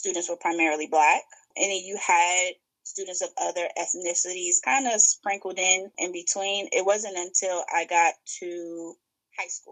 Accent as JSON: {"language": "English", "town": "New York City", "region": "New York", "country": "United States", "tie": "born or raised there", "also_born_or_lived": "Maryland", "accent": "Brooklyn", "moved": "as an adult", "lives_now": "Washington, D.C. area, United States", "said": "I'm originally from Brooklyn, New York. So born and raised in New York, and then came to D.C. to go to school, and I've been in the D.C. area ever since."}